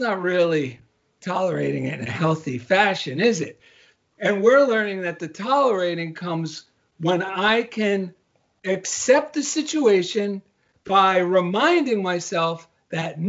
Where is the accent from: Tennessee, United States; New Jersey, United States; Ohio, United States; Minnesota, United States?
New Jersey, United States; now in Culver City, United States; I'm from New Jersey